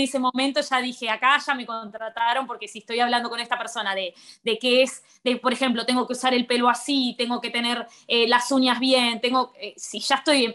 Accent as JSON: {"language": "Spanish", "town": "Colón", "region": "Buenos Aires Province", "country": "Argentina", "also_born_or_lived": "Rosario, Argentina / Barcelona, Spain", "moved": "as an adult", "lives_now": "Maldives", "said": "yo soy de, un de Colón, Buenos Aires, es un pueblo al norte de la provincia y me fui ocho años a vivir a Rosario"}